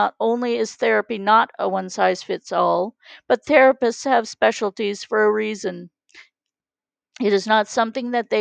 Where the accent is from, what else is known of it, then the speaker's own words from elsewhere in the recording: Canada; we are from Canada